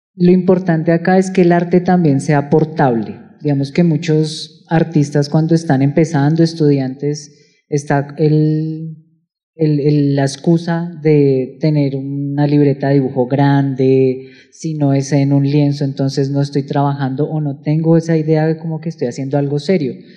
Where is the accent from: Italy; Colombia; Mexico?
Colombia; Bogotá, Bogotá Capital District; como bogotanos muchas veces no percibimos